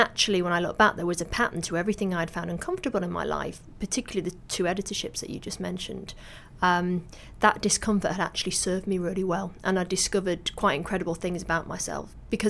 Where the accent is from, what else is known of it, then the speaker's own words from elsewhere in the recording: Manchester, North West England, United Kingdom; But I didn't know, because I grew up in Manchester.